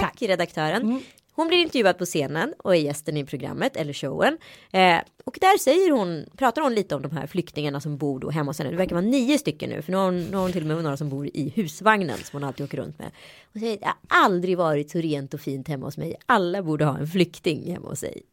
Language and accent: Swedish; Sweden; also born or lived in Örebro / Strömstad; now in Stockholm, Sweden; jag är ju uppvuxen i Örebro och mm. Strömstad